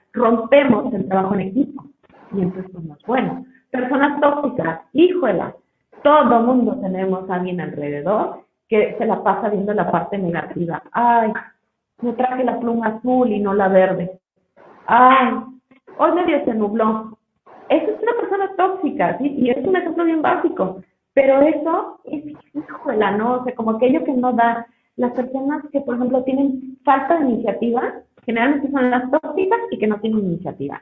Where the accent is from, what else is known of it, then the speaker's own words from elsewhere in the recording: Mexico; como mexicanos